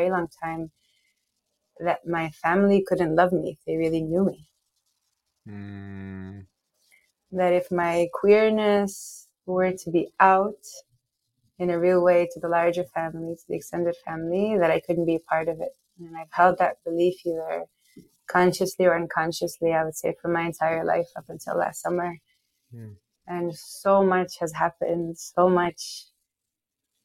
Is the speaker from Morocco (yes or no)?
yes; Morocco; moved away as an adult; now in United States; I'm from Morocco. I was raised in Morocco. I lived there my whole life until 17 when I came to the US for college